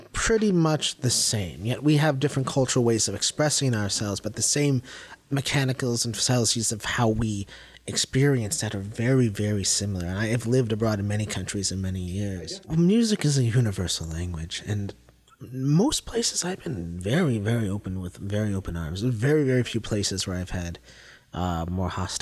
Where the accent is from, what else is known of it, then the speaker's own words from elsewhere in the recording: Madison, Ohio, United States; I was raised in a small town, Madison, Ohio. That's my hometown.